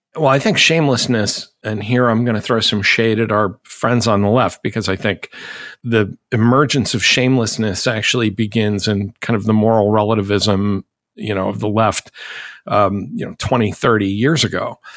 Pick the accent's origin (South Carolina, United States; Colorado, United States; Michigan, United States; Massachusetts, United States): Massachusetts, United States; I'm from Massachusetts